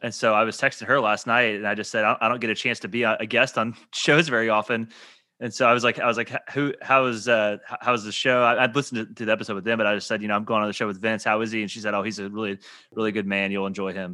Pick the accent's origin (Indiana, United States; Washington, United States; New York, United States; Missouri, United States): Indiana, United States; Evansville; moved away as an adult; I'm from Evansville, Indiana, and so before my wife and I moved down here